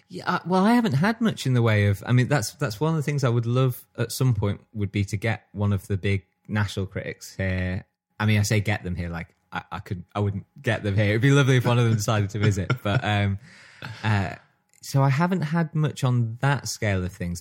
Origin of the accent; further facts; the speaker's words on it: Stockport, North West England, United Kingdom; growing up in Stockport